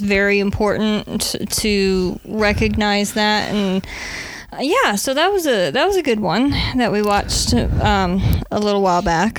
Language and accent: English; Nebraska, United States; moved away; the Red Green Show was aired on our PBS station back in my hometown, Nebraska